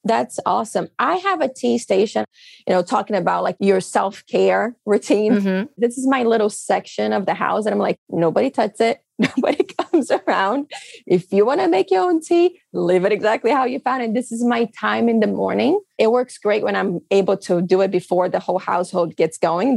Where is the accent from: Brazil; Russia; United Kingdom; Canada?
Brazil; English is a second language; now in United States; I come from Brazil. I've seen poverty in my life. I grew up with poverty all around me.